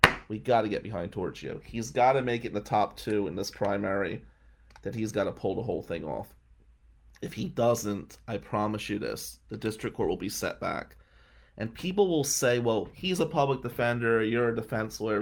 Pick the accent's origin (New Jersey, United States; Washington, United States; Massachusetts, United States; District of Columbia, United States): New Jersey, United States; Atlantic City; moved away; also born or lived in Michigan; being like an intellectual in the ghetto in the 90s in Atlantic City